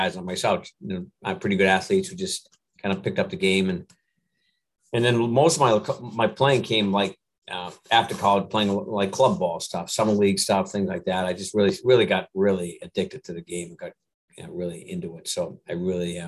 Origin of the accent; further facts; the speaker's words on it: north of Boston, Massachusetts, United States; I grew up in the little north of Boston in that area